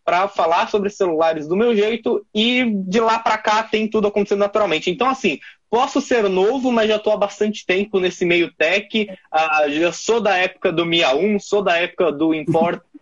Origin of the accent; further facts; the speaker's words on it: São Paulo, Brazil; que mora em São Paulo, sou da Zona Leste de São Paulo